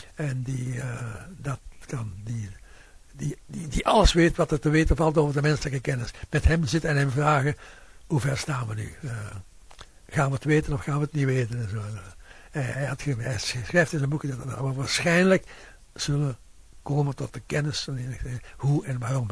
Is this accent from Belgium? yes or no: yes; Flanders, Belgium; bij ons in Vlaanderen